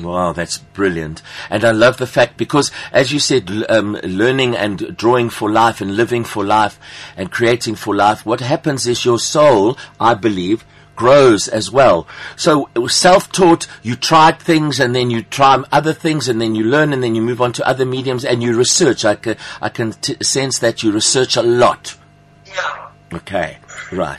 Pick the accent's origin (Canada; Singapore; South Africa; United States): South Africa; accent: South African Greek; my Afrikaans with my with my South African Greek accent